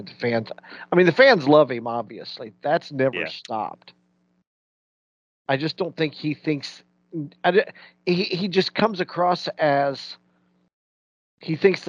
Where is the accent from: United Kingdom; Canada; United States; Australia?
United States; Indiana; We're from Indiana.